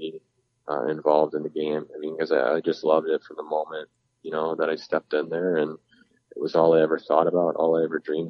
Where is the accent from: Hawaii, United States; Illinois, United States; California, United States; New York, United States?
California, United States; people always find it funny, I guess, that I'm from California